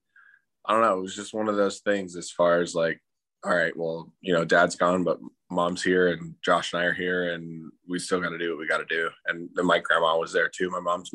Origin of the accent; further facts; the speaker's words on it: Atlanta, Georgia, United States; also born or lived in Virginia Beach, Virginia / Newport, Rhode Island; I was born in Virginia Beach and then we moved to Atlanta in 2001, September 11th, 2001, we moved into our house